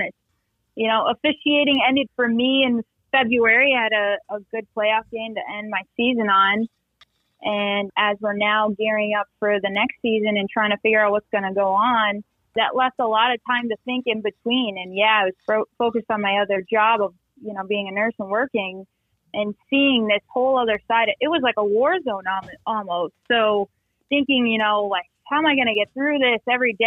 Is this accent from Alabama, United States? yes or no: no; Westfield, Massachusetts, United States; moved away as an adult; also born or lived in Pittsburgh, Pennsylvania; I grew up in Westfield, Massachusetts